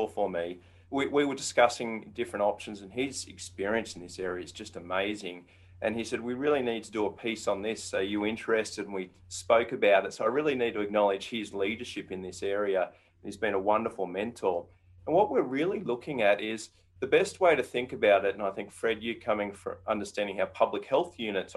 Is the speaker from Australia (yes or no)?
yes; Australia; moved away as an adult; now in United States; I grew up in Australia.